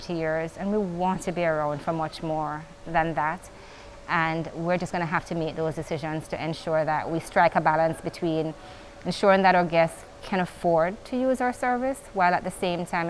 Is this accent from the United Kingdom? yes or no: no; Jamaica; as a Jamaican citizen